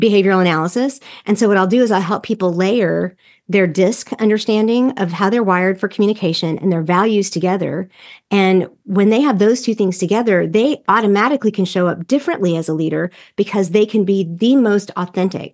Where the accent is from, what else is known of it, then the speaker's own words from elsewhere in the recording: the South, United States; I'm from the South and from the evangelical culture